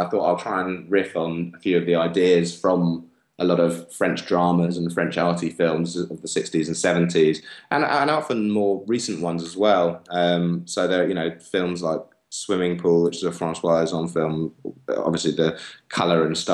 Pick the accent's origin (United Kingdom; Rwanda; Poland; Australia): United Kingdom; England; growing up in England